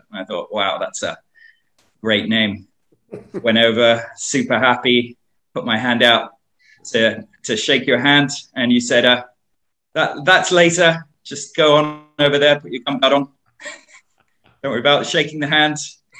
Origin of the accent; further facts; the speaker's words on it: Hong Kong; I was born in Hong Kong